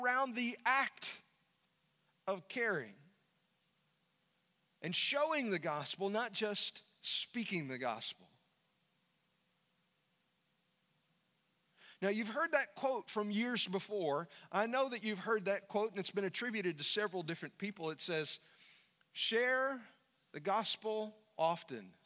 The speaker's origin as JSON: {"language": "English", "country": "United States", "said": "as an American"}